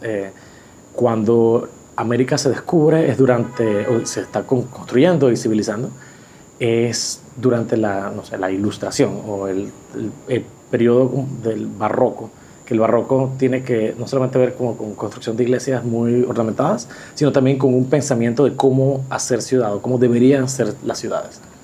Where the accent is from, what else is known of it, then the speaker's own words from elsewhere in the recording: Panama; soy arquitecto panameño